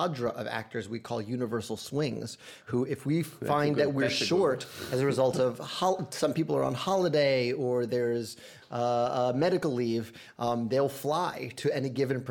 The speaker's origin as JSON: {"language": "English", "region": "New York", "country": "United States", "tie": "born or raised there", "accent": "New York", "said": "I grew up in New York, and when I'd go to Puerto Rico, my Spanish was not good enough to hang with kids my age"}